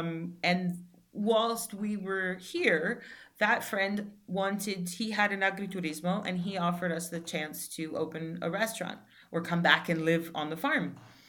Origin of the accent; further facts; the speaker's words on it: New York, United States; moved away as an adult; also born or lived in Algeria; now in Italy; I've been living in Algeria, and I'm originally from New York. I came back to New York. And when I came back to New York, because I'm from New York